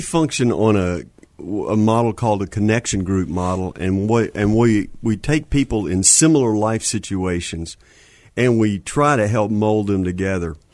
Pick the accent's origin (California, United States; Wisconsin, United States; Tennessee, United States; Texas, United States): Texas, United States; Houston; also born or lived in Marshall, Texas; I was born in Houston